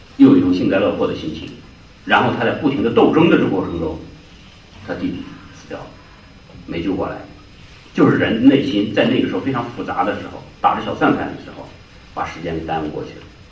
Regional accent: Jiangsu, China; 我是江苏人

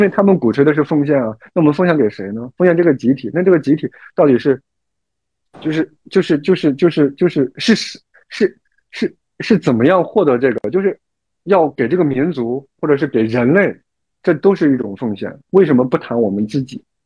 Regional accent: China; 作为中国人，尤其是这种华夏儿女啊

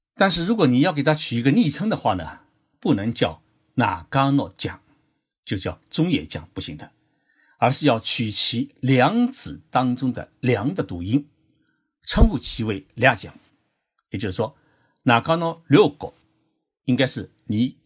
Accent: China; now in Japan; 我们中国人

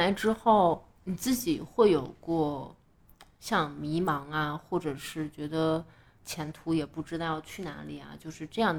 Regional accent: Beijing, China; now in New Zealand; 但是因为我也是一，我是一八年从北京出来的，

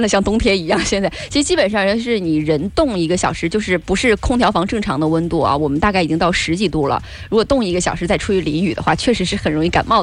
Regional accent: China; 我们中国人呐，没太有付小费这个习惯

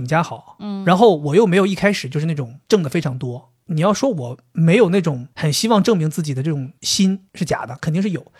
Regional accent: China; 不是他说的，我们中国人常用的是鲁迅说过。

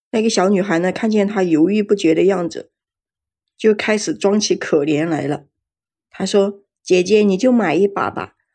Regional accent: Jiangxi, China; 最近我们江西这边吧，天天都是下雨

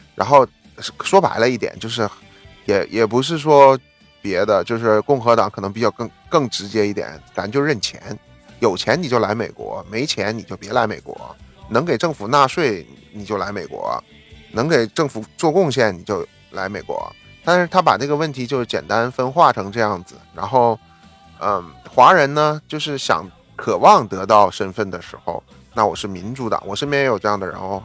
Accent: Northeast China, China; now in United States; 我东北这个，我们的家乡其实还是挺多好东西的

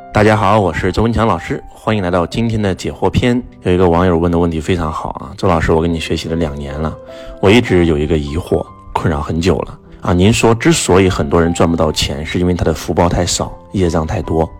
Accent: Henan, China; 我们河南人讲从

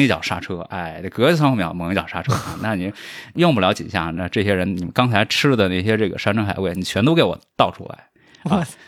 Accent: a village in southern China, Anhui, China; moved away; 因为我是一个来自于中国南方这个乡村的 少年，这个确实就， 就我所， 我所能接触到的，带字儿的东西，就是每天会发到我们家的这个《人民日报》《安徽日报》

